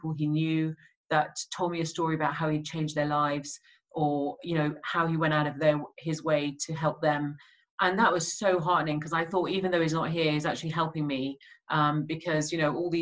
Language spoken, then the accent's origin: English; Birmingham, West Midlands, United Kingdom; growing up in Birmingham in the 80s and 90s